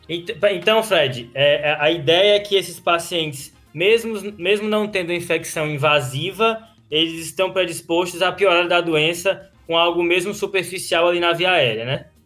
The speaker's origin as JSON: {"language": "Portuguese", "country": "Brazil", "said": "Eu sou brasileiro"}